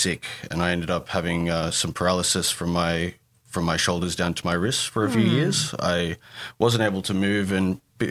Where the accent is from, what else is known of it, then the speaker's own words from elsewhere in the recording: Goulburn, New South Wales, Australia; moved away as an adult; also born or lived in Canberra; now in Sydney, Australia; I grew up in Goulburn, which I guess in my mind I call a country town